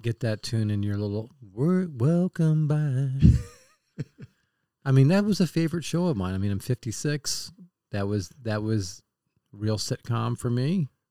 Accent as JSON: {"language": "English", "town": "Kansas City", "country": "United States", "said": "I'm from Kansas City"}